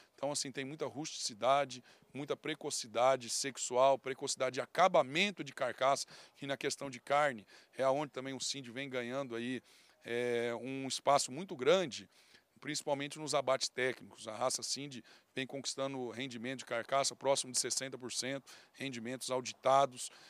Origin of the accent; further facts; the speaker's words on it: Mato Grosso do Sul, Brazil; a gente foi criado aí no Mato Grosso do Sul